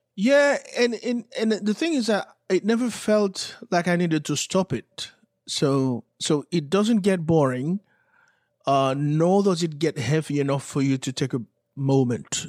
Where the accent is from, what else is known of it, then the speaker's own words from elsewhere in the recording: Haiti; moved away; being from Haiti, growing up in Haiti